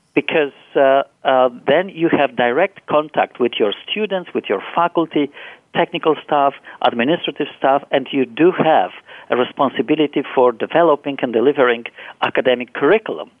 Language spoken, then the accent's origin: English; Poland; moved away; I was born and raised in Poland